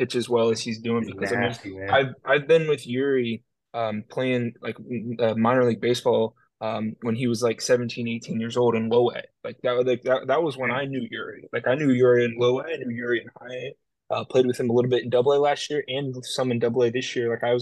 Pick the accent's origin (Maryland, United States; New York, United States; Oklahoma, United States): Oklahoma, United States; being in my hometown